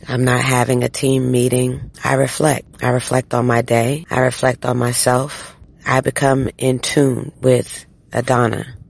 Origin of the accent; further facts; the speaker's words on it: United States; as an American